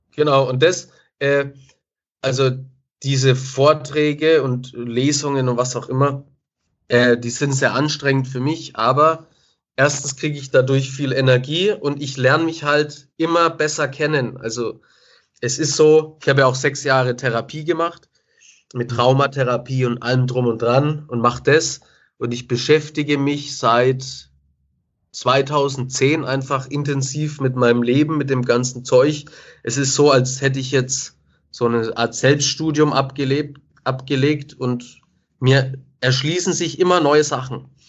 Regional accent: Nuremberg, Bavaria, Germany; Ich bin mit 13 auf eine neue Schule gekommen weil ich den Sprung auf die Realschule nicht geschafft habe. Es war alles in Nürnberg

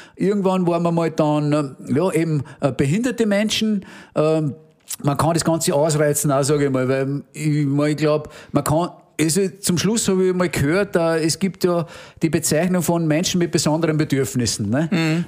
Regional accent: Innviertel, Upper Austria, Austria; bei uns im Innviertel hat man den Brauch

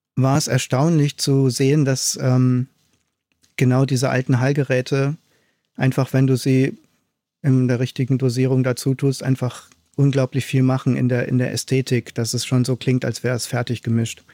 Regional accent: Aachen, North Rhine-Westphalia, Germany; moved away; also born or lived in East Germany; Ich komme ja aus Aachen, also Westdeutschland, bin äh, nach Ostdeutschland gezogen

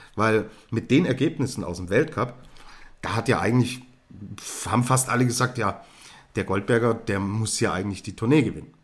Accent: Germany; als Deutscher

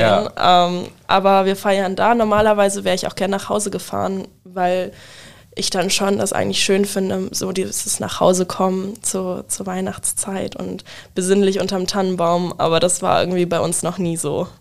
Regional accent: Wildeshausen, Lower Saxony, Germany; moved away as an adult; now in Bremen, Germany; ich komme äh, aus Wildeshausen ursprünglich, wohne aber mittlerweile in Bremen

